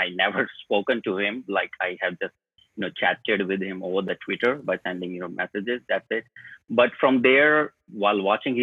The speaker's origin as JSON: {"language": "English", "town": "New Delhi", "region": "Delhi", "country": "India", "said": "I'm from India, New Delhi, the capital."}